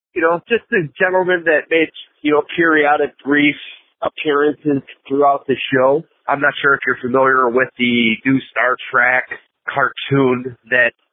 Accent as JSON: {"language": "English", "town": "Chicago", "region": "Illinois", "country": "United States", "said": "I am from Chicago, Illinois"}